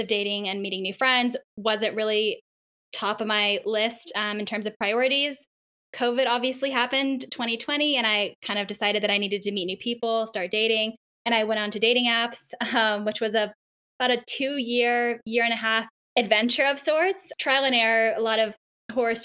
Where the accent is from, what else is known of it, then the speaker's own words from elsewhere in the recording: Austin, Texas, United States; moved away as an adult; now in Denver, United States; I'm originally from Austin, Texas